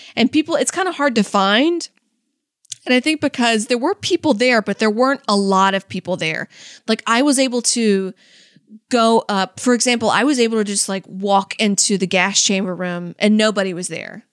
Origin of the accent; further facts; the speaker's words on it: California, United States; I'm from California